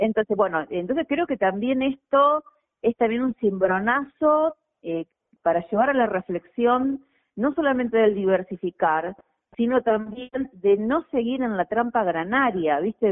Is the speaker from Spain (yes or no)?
no; Argentina; moved away; nací en Vigán, eh, sí, y crecí con ese espíritu